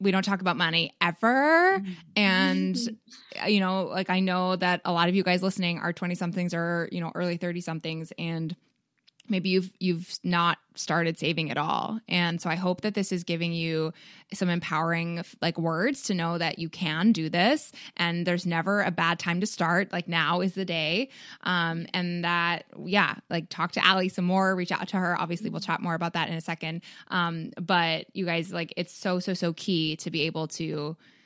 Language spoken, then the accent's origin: English; Canada; now in Chicago, United States; I am also from Canada